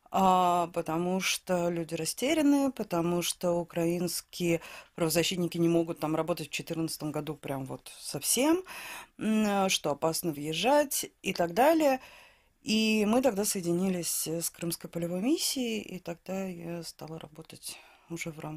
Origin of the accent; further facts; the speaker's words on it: Saint Petersburg, Russia; Я из Санкт-Петербурга, да.